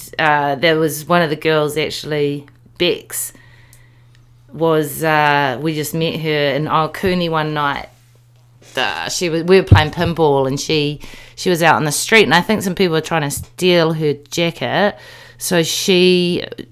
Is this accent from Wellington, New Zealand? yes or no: yes; Wellington, New Zealand; moved away; Wellington. I grew up in Tawa